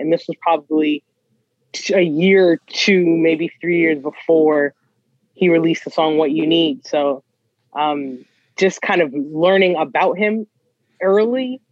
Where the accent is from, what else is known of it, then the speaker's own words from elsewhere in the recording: Toronto, Ontario, Canada; a kid from Scarborough